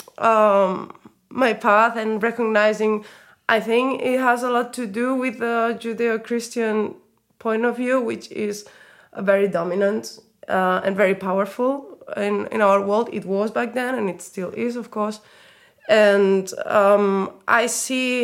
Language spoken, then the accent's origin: English; Spain; now in Berlin, Germany; I come from Spain. I grew up in Spain. All my whole family is Spanish.